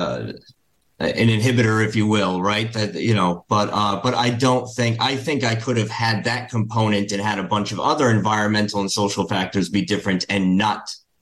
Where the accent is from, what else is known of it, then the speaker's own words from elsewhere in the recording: Rhode Island, United States; I was born in Rhode Island in the States